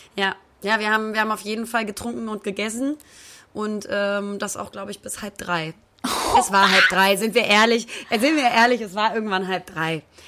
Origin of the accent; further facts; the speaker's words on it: Hamburg, Germany; Ich komme aus Hamburg. Ja, ich bin waschechter Hamburger, bin da geboren, habe da immer gelebt